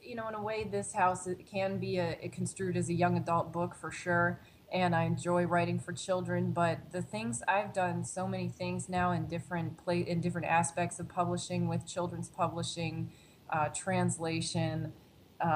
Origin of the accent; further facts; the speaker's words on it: Pennsylvania, United States; now in Chicago, United States; And then I was desperate to sort of get out of my hometown, get out of Pennsylvania as well, and sort of move on to a new place in Chicago.